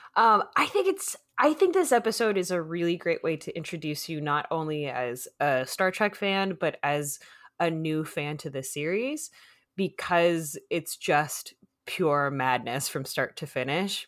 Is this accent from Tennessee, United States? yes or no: no; Phoenix, Arizona, United States; now in Los Angeles, United States; I was from Phoenix, uh, uh, South Phoenix